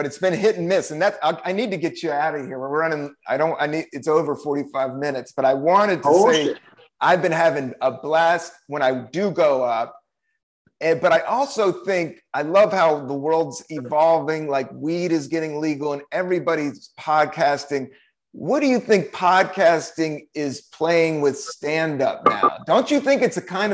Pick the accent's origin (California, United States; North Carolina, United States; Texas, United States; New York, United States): California, United States; San Francisco; I come from San Francisco